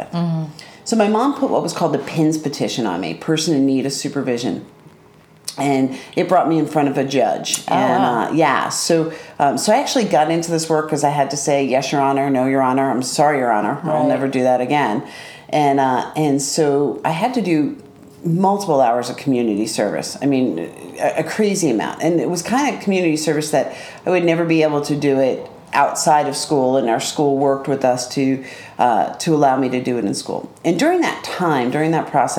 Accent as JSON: {"language": "English", "town": "Westhampton", "region": "New York", "country": "United States", "tie": "born or raised there", "said": "So I was 16 years old, growing up in West Hampton."}